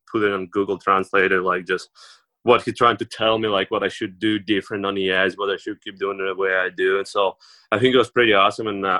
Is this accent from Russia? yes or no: yes; Yekaterinburg, Sverdlovsk Oblast, Russia; English is a second language; moved away; also born or lived in Sydney, Nova Scotia; my hometown, home city, like, it's huge. It's like fourth biggest city in Russia